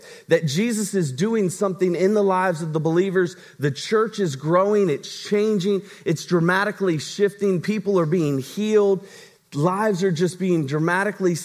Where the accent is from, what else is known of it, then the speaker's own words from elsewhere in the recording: Virginia, United States; moved away; my hometown in Virginia